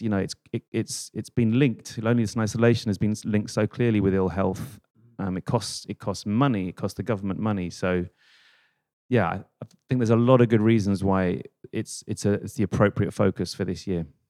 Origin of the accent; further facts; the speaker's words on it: London, United Kingdom; I was this idiot from London, like 18